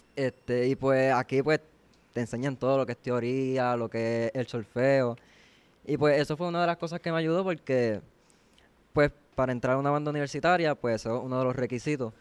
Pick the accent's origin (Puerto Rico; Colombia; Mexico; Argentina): Puerto Rico; Guayama; yo vengo de Guayama todos los días. Yo soy de Guayama